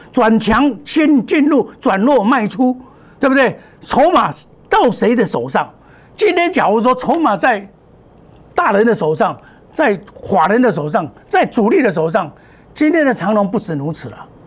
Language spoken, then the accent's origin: Chinese; Taiwan; 我们台湾话讲